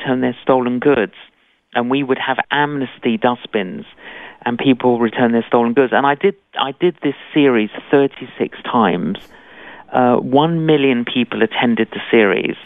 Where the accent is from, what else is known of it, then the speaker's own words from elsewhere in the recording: London, United Kingdom; I'm Greek Cypriot. Both my parents were Greek Cypriot, but I grew up in London.